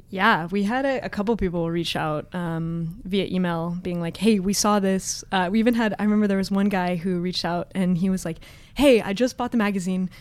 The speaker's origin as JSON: {"language": "English", "town": "Los Altos", "region": "California", "country": "United States", "tie": "born or raised there", "lives_now": "San Francisco, United States", "said": "But I grew up in the Bay Area."}